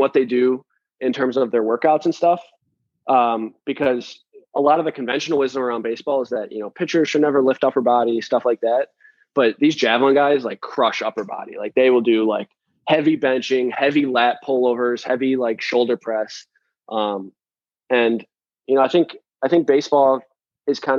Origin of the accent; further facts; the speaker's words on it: Detroit, Michigan, United States; I'm from Detroit